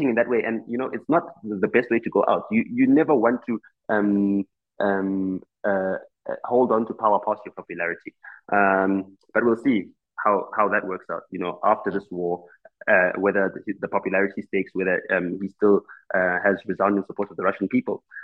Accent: South Africa; first language Xitsonga; English is a second language; I am not fluent in my mother tongue, which is Xitsonga

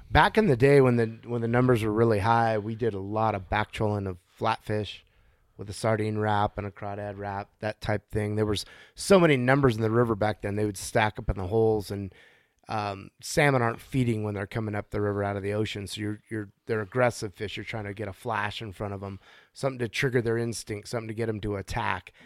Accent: Napa, California, United States; also born or lived in Chico, California; I grew up in Napa, California

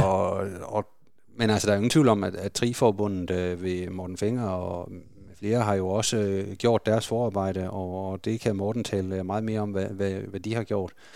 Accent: Denmark; det er vi jo som danskere

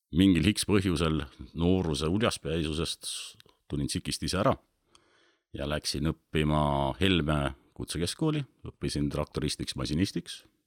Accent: Otepää, Valga County, Estonia; moved away as an adult; also born or lived in Pärnu; now in Saarde Parish, Estonia; ma olen sündinud Pühajärvel, sünni, sünnitunnistus on Otepää, aga mm, olen seal sündinud, olen kasvanud kuni ka,, äh, kuni kaheksateist

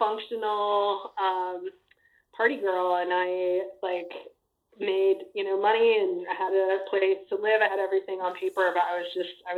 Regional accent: Amarillo, Texas, United States; also born or lived in Austin, Texas; I'm from Texas. Just like you. I grew up in Amarillo

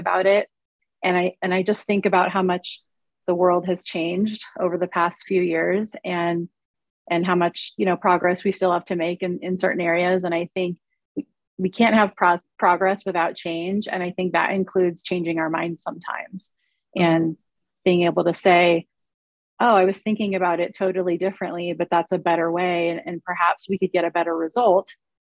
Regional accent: California, United States; now in Colorado, United States; I am in Colorado. My home state is California

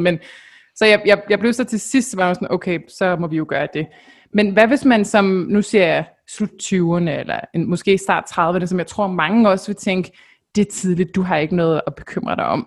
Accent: Denmark

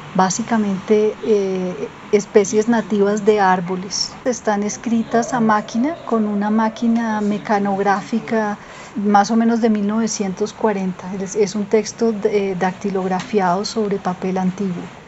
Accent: Colombia; also born or lived in Bogotá; vivo en Bogotá, soy una artista colombiana

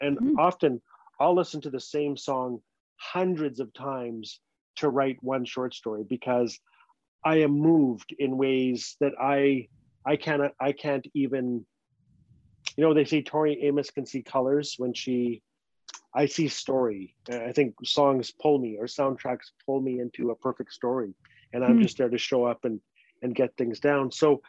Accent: Fort Smith, Arkansas, United States; I'm far away from Fort Smith. No one from home will ever read this story.

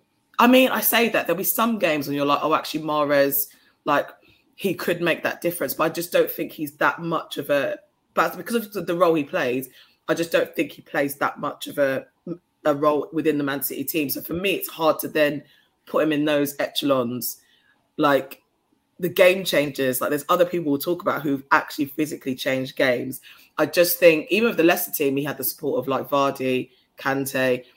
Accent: Ghana; You know, me being Ghanaian, everyone's going to naturally assume that.

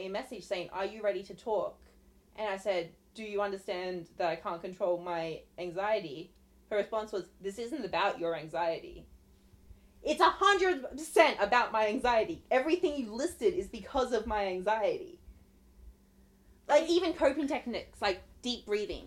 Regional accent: Australia; also born or lived in Sydney; I'm from Australia.

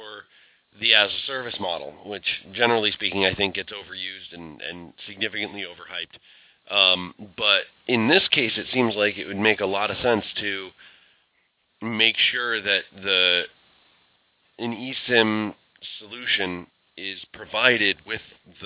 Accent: United States; I'm American

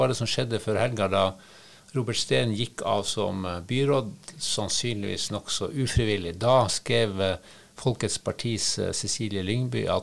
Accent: Northern Norway, Norway; Selv jeg som nordlending, og som det kan jo hende at jeg tar et og annet banneord eh, i min munn

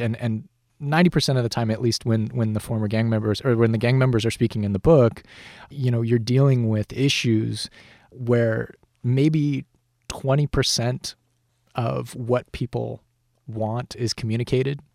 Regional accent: Colorado Springs, Colorado, United States; now in Los Angeles, United States; I'm from Colorado Springs. Where I grew up, no one was a writer

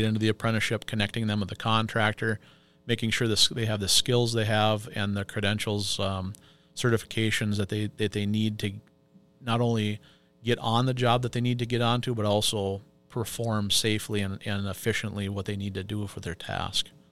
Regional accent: Pine City, Minnesota, United States; moved away as an adult; now in Two Harbors, United States; I am originally from Pine City. Um, I was born and raised down there.

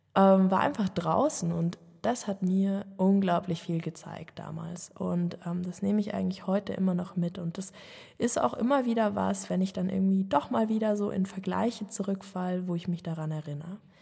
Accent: Munich, Bavaria, Germany; ich bin geborene Münchnerin, ähm, bin als Einzelkind in einer Familie in München Stadt aufgewachsen

